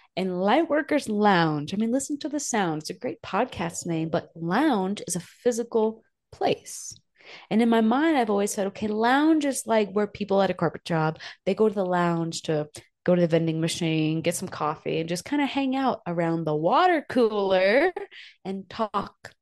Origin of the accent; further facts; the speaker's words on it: New Hampshire, United States; now in Pagosa Springs, United States; I grew up in New Hampshire where it's just cold all the time